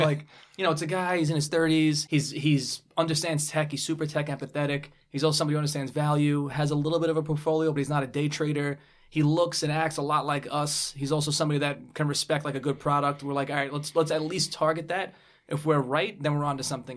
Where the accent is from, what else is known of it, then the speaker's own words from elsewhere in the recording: New York City, New York, United States; I grew up in Brooklyn